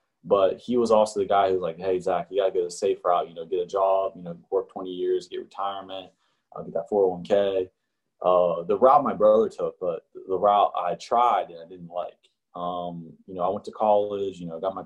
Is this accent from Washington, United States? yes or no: no; Wheeling, West Virginia, United States; I was born and raised in West Virginia. And more specifically, I was from Wheeling, which is like the northern panhandle